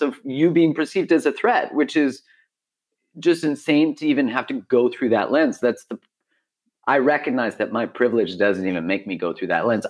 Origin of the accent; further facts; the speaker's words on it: Canada; being a Canadian